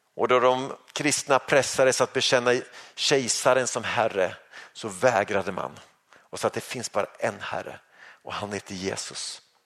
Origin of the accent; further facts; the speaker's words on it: Sweden; som svensk